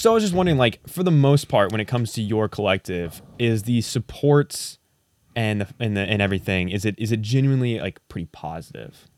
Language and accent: English; Indiana, United States; moved away; back in Indiana where I'm from